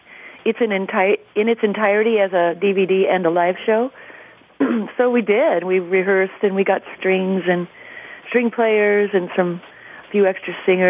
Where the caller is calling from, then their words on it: Los Angeles, California, United States; I'm in L.A. right now.